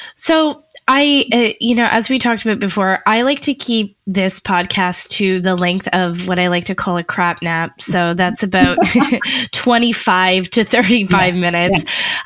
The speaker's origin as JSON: {"language": "English", "town": "Niagara Falls", "region": "Ontario", "country": "Canada", "tie": "born or raised there", "said": "I grew up in Niagara Falls, like, at a very like the wrong side of the tracks, high school in Niagara Falls"}